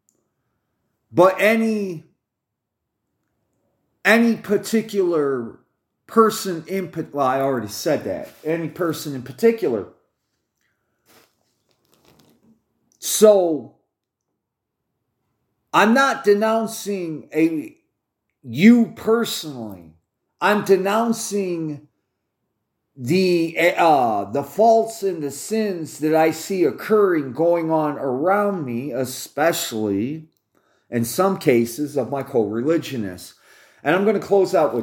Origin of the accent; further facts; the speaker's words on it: United States; I'm an American